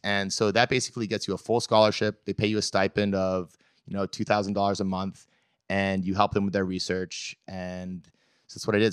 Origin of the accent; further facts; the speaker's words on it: Belgrade, Maine, United States; I was born in Maine, uh, a town called Belgrade.